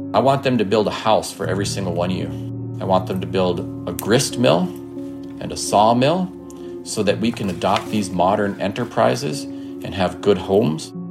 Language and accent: English; Leech Lake Reservation, northern Minnesota, United States; I grew up on and near the Leech Lake Reservation in northern Minnesota